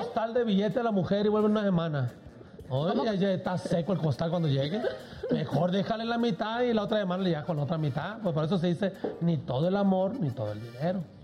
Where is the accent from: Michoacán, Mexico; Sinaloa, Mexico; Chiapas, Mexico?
Sinaloa, Mexico; Culiacán; Yo soy sinaloense, yo soy de Culiacán, Sinaloa